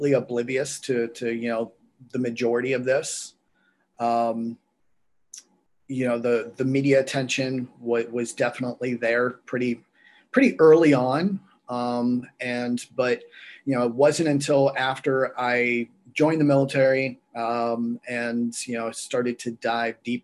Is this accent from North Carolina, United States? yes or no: yes; North Carolina, United States; also born or lived in Pittsburgh, Pennsylvania; I was born in right outside Pittsburgh. And then when I was about a year or two old, a family decision was made to move to North Carolina.